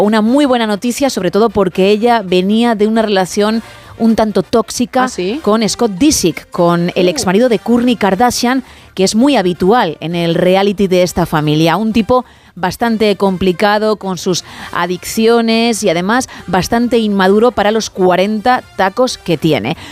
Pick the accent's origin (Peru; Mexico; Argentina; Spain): Spain; soy española